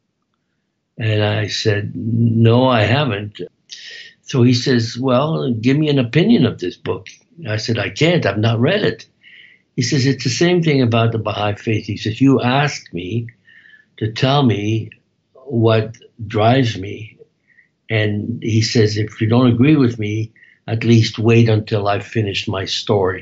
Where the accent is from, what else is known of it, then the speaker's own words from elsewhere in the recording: Belgium; moved away as an adult; also born or lived in Amsterdam, Netherlands / Toronto, Canada; now in Canada; After the war, I moved to Belgium